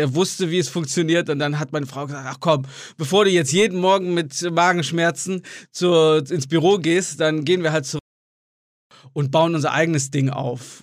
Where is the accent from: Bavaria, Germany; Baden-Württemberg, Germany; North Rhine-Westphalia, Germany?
North Rhine-Westphalia, Germany; Marienheide; moved away as an adult; also born or lived in Gummersbach; now in China; ich bin in Gummersbach geboren und in Marienheide, das ist ein ganz kleines Dorf nebenan, aufgewachsen